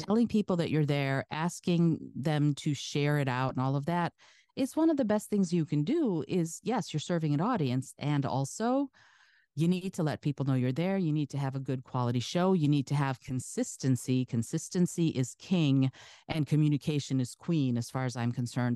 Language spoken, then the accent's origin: English; Detroit, Michigan, United States; first language Russian; English is a second language; also born or lived in Soviet Union; my family was the first family who came into the Detroit area from the Soviet Union